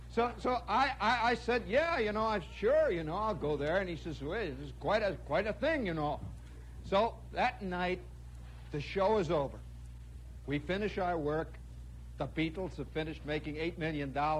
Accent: United States; as an American

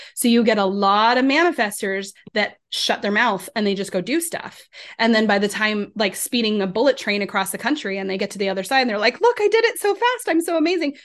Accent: Colorado, United States; I grew up in Colorado, so Rocky Mountains

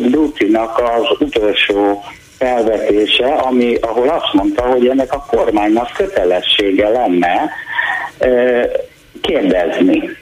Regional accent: Debrecen, Hajdú-Bihar, Hungary; moved away; Debrecenben, ott nőttem fel, ott kaptam egyetemi diplomát

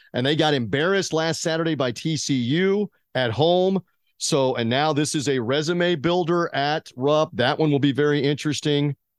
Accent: Memphis, Tennessee, United States; in the Mid-South, in my hometown of Memphis

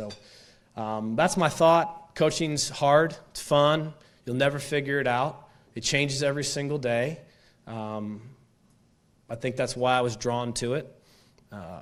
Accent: Stillwater, Oklahoma, United States; moved away as an adult; also born or lived in Raleigh, North Carolina / Atlanta, Georgia / Phoenix, Arizona / Nashville; I grew up in Stillwater. This was my home for 24 or 5 years

